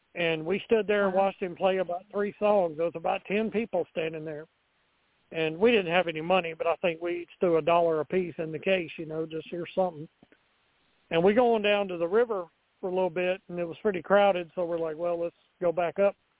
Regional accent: Montgomery, Alabama, United States; my hometown of Montgomery, Alabama

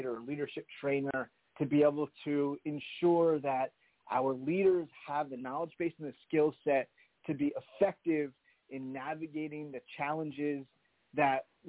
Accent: New Jersey, United States; now in Boston, United States; I was raised in New Jersey

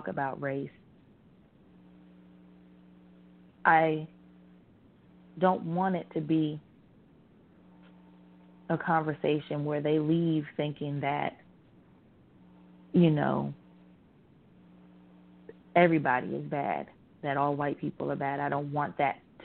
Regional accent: Virginia, United States; growing up in Virginia, in the South

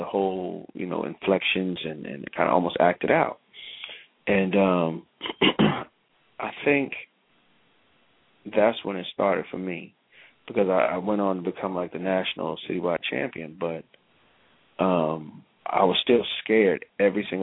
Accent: New York, United States; also born or lived in Clinton, South Carolina; I was born there, but I was raised in New York

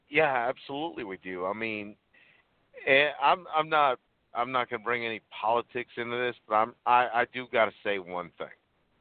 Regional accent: Huntingburg, Indiana, United States; also born or lived in Puerto Rico; I was born in Puerto Rico. I moved at the age of 9 to a little town called Huntingburg, Indiana. It's in southern Indiana. My family was the first minorities in that entire county. You know, we were the first Hispanics, first people of color.

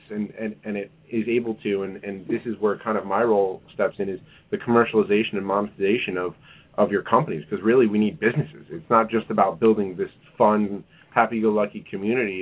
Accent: New York, United States; moved away as an adult; now in Kansas City, United States; I'm originally from New York and and uh, transplanted here almost a decade ago

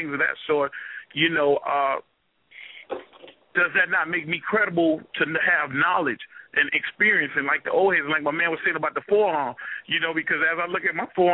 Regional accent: New York, United States; moved away; I was born in Metropolitan Hospital in New York

